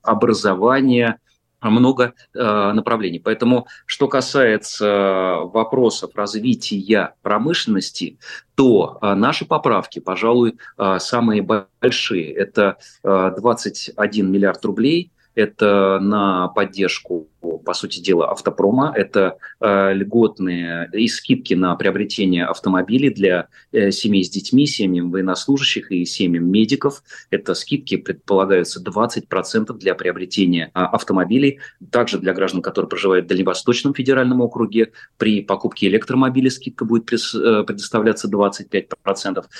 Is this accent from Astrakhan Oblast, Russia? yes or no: no; Chkalovsky, Moscow Oblast, Russia; я как э, э, коренной, по сути дела, житель поселка Чкаловский, Щелковского района, совсем рядом со Звездным городком